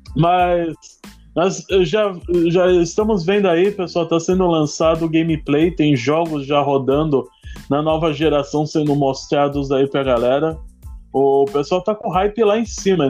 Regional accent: São Paulo, Brazil; Eu sou de São Paulo, tô passando do litoral sul de São Paulo, Itaém

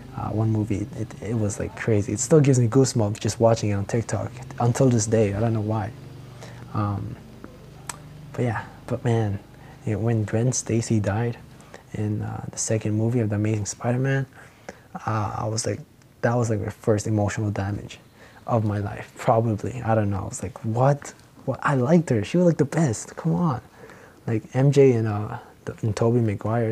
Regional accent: Philippines; accent: Filipino; my Filipino accent

